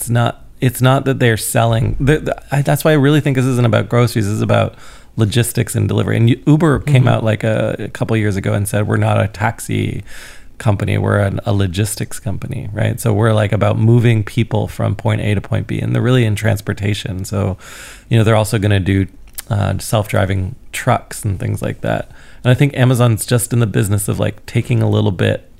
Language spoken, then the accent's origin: English; Canada; now in Oslo, Norway; I'm Canadian